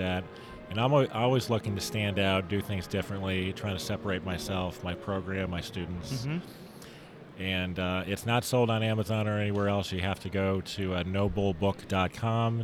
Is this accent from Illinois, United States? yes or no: yes; Chicago, Illinois, United States; I'm from the Midwest in the Chicago area.